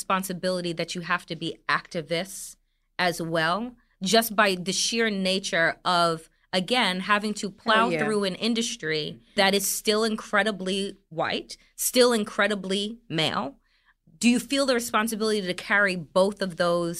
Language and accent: English; Jamaica; I'm Jamaican